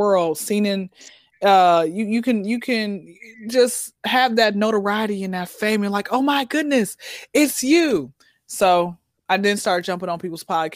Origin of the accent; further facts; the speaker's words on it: Atlanta, Georgia, United States; I'm born and raised in Atlanta